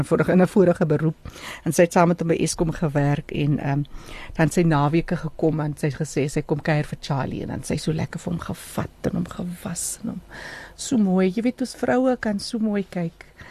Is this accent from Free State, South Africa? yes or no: no; Namaqualand, Northern Cape, South Africa; also born or lived in Port Nolloth; now in Johannesburg, South Africa; Ek is van 'n Makoland